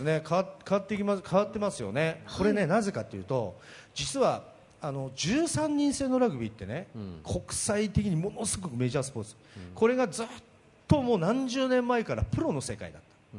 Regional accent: Akita, Japan; 秋田県の小川市で、ね、本家の長男で生まれ育った

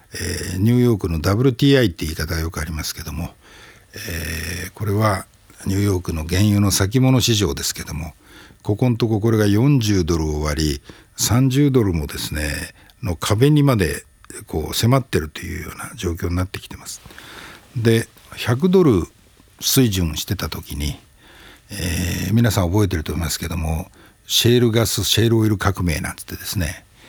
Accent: Hokkaido, Japan; now in Tokyo, Japan; 私もあの北海道出身者

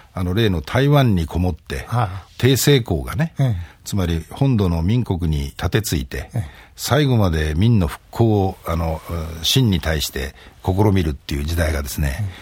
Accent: Hokkaido, Japan; 僕のふるさと、北海道

